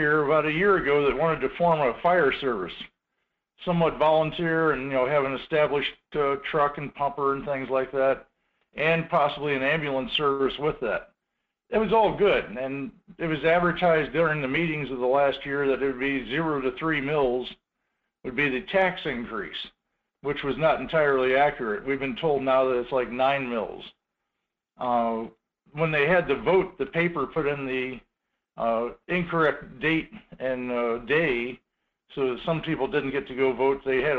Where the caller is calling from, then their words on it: Two Rivers, Alaska, United States; This is … out of Two Rivers, Alaska.